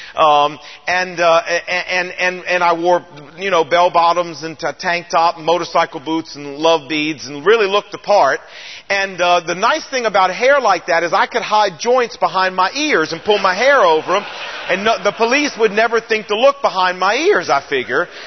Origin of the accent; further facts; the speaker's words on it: Portsmouth, Virginia, United States; I was born and raised in Portsmouth, Virginia